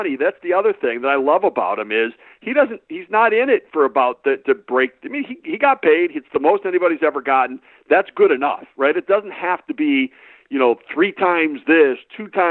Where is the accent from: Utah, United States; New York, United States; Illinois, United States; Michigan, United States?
Michigan, United States; Detroit; growing up in Detroit